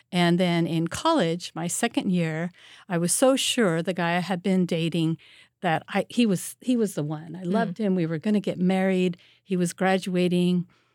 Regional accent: Santa Ana, California, United States; also born or lived in Wisconsin; Right in Orange County, California. I was born in Wisconsin, but we moved to Santa Ana, California, when I was 5, because my dad became the very first teacher in the Irvine School District.

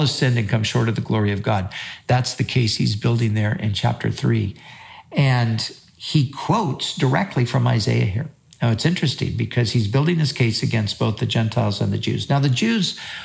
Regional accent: United States; we as Americans and as American Christians

